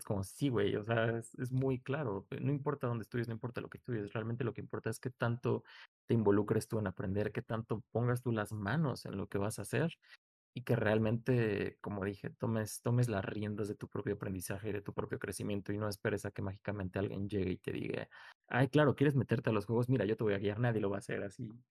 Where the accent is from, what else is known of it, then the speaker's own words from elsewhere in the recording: Mexico; somos mexicanos